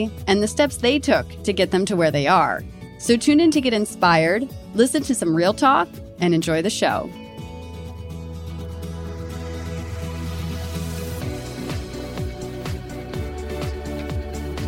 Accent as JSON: {"language": "English", "town": "Newark", "region": "Delaware", "country": "United States", "tie": "born or raised there", "also_born_or_lived": "Elkton, Maryland", "moved": "yes", "lives_now": "Los Angeles, United States", "said": "my parents met at the University of Delaware in Newark. And that's kind of where I grew up."}